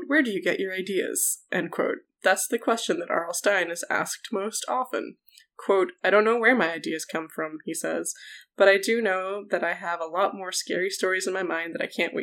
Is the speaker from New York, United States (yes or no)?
no; near Philadelphia, Pennsylvania, United States; from near Philadelphia